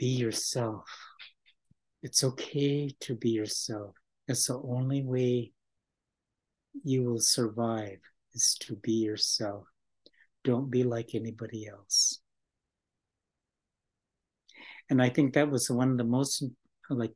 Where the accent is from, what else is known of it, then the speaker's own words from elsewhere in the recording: United States; English is a second language; our people, Native American people